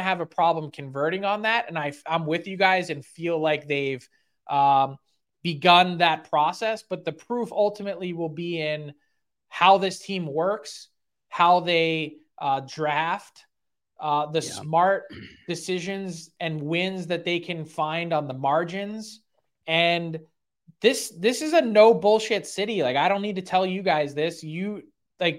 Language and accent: English; Philadelphia, Pennsylvania, United States